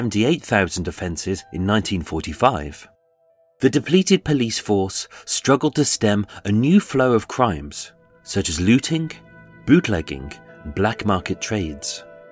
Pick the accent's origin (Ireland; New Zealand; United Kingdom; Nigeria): United Kingdom; Birmingham, West Midlands; I'm a Brummie